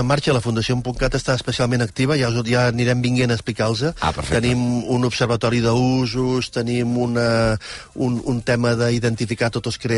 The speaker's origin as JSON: {"language": "Catalan", "region": "Catalonia", "country": "Spain", "said": "No, més que estupendos, som, som, som d'aquí. Som catalans."}